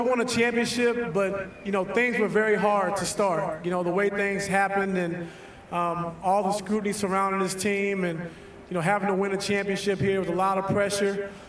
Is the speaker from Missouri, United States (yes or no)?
yes; Mexico, Missouri, United States; also born or lived in Kansas City, Missouri; now in Cleveland, United States; I grew up in Kansas City, Missouri, where I went to high school, but I grew up in Mexico, Missouri.